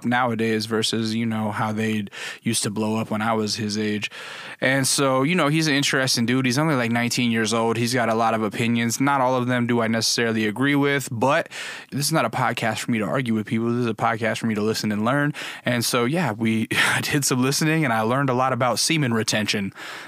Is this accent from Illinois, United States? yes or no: no; Alaska, United States; Yeah, I grew up in Alaska.